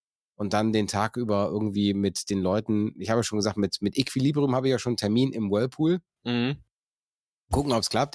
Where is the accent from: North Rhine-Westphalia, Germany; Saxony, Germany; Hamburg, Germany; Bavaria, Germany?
North Rhine-Westphalia, Germany; ich komme aus dem Niederrhein